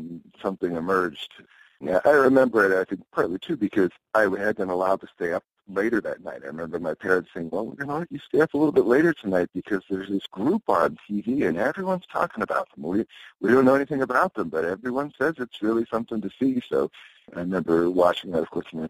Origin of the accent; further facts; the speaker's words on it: Pennsylvania, United States; moved away as an adult; also born or lived in New York City; now in Colorado, United States; I was growing up in Pennsylvania at that time